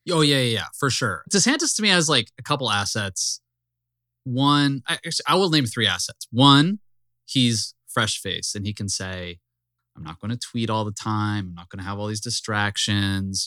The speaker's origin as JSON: {"language": "English", "region": "the South", "country": "United States", "said": "I'm from the South"}